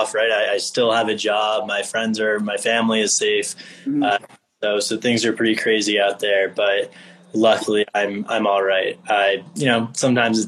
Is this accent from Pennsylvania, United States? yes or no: no; Miami, Florida, United States; moved away as an adult; also born or lived in Michigan; I am originally from Miami, grew up in Miami, went to Michigan